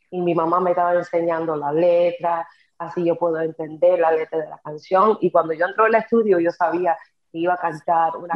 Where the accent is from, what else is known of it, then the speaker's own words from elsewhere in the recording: New York, United States; first language English; Spanish is a second language; nació en crió de Nueva York siempre cantando la música en inglés